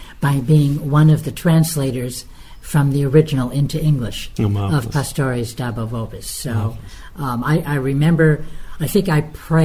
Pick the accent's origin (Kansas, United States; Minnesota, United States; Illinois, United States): Illinois, United States; Chicago; moved away as an adult; now in Rome, Italy; I was born and raised in the Diocese of Chicago